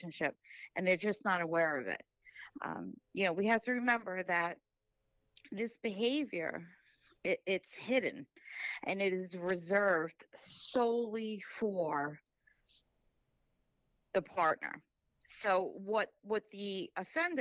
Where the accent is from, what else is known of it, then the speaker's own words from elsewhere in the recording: Suffolk County, New York, United States; also born or lived in Brooklyn; I was raised out here in Suffolk.